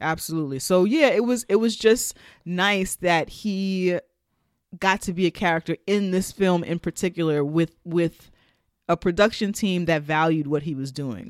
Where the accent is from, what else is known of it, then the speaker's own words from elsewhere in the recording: United States; Black Americans and our connection to Africa